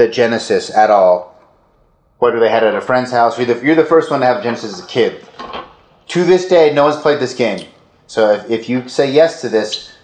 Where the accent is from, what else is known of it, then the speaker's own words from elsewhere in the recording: Orem, Utah, United States; I went to Orem High.